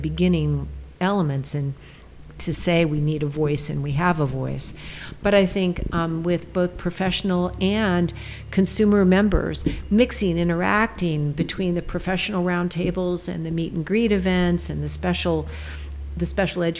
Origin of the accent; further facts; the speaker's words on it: California, United States; also born or lived in Maine / New York; I'm a Californian, born and raised